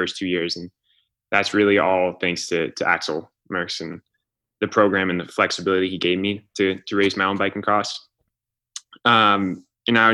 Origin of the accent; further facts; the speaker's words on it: Durango, Colorado, United States; growing up in Durango